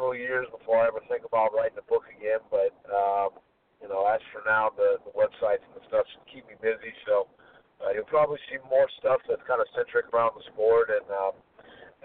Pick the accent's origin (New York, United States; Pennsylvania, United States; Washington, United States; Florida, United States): Florida, United States; Tallahassee; my hometown of Tallahassee